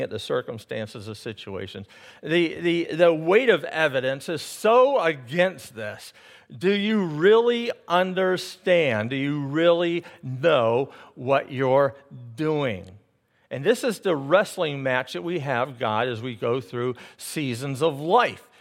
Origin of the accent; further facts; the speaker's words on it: United States; I'm not English and I'm American